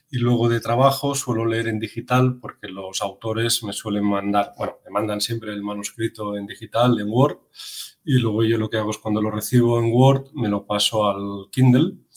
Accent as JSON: {"language": "Spanish", "region": "Catalonia", "country": "Spain", "said": "yo que soy catalán"}